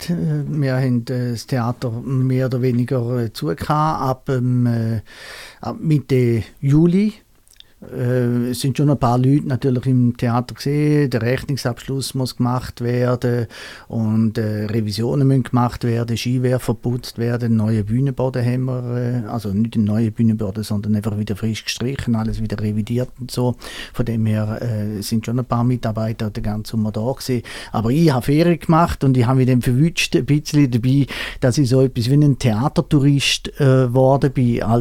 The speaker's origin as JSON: {"language": "German", "region": "Eastern Switzerland", "country": "Switzerland", "said": "Ich komme äh, aus der Ostschweiz. Ich kann eigentlich auch Schweizerdeutsch reden"}